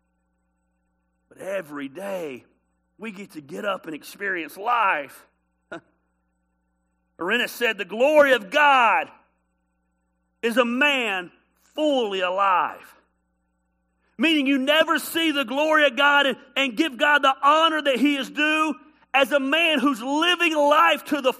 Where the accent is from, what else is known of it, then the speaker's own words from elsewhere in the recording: Decatur, United States; I'm from the country. I'm from Decatur.